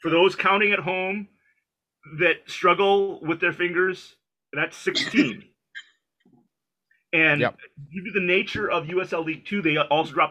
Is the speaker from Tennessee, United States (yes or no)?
no; Thief River Falls, Minnesota, United States; I grew up in Thief River Falls, hockey, Minnesota.